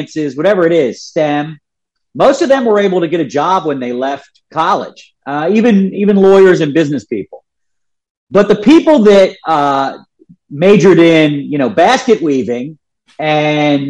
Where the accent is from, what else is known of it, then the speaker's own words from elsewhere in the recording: Philadelphia, Pennsylvania, United States; I'm Catholic from Philadelphia